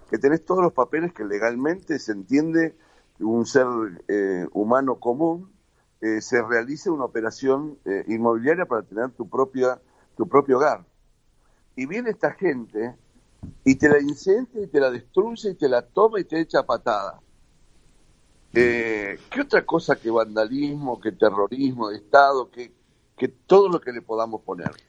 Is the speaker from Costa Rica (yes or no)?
no; Patagonia, Argentina; Acordate que soy patagónico.